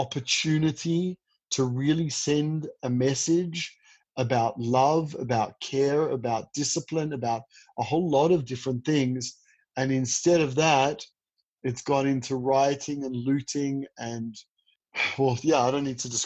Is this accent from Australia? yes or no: yes; Australia; now in Israel; I grew up in Australia.